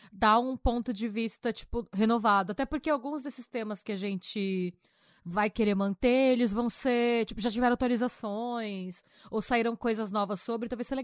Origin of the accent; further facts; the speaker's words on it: São Bernardo do Campo, São Paulo, Brazil; moved away as an adult; eu nasci em São Bernardo do Campo, né? Em São Berlondres. Direto do grande ABC.